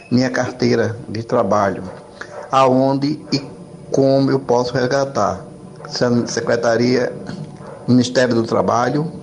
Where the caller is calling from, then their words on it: Cabo de Santo Agostinho, Pernambuco, Brazil; eu sou aqui do Cabo de Santo Agostinho.